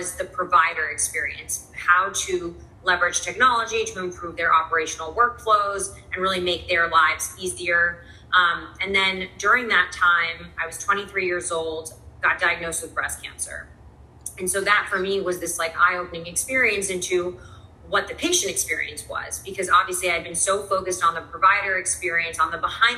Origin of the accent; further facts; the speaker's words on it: New York City, New York, United States; I'm from New York, was born and raised in the city.